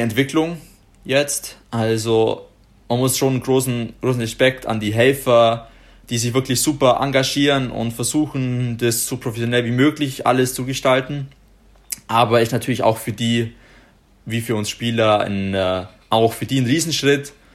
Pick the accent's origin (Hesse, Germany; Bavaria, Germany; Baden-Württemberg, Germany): Bavaria, Germany; Ottobeuren; Otto Beuern gespielt haben, da wo ich herkomme